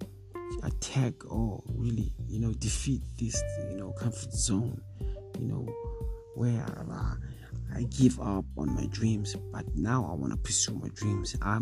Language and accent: English; South Africa; as a South African young, you know, young youth, young boy